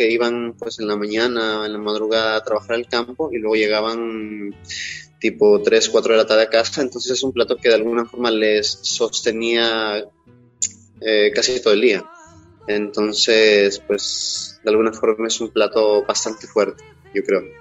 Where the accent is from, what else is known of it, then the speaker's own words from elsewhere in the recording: Quilanga, Loja, Ecuador; Eh, como yo nací